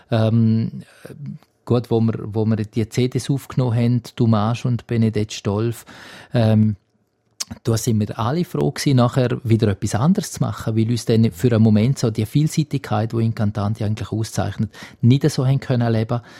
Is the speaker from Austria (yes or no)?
no; Graubünden, Switzerland; Also ich bin ein Landei in dem Sinn und, und ich bin schon in Graubünden daheim, fühle mich ganz stark als Bündner.